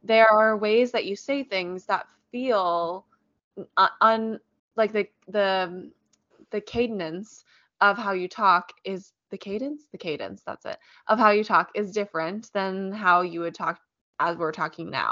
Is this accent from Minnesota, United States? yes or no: no; Richmond, Virginia, United States; We actually have a great Shakespeare company where we grew up in Richmond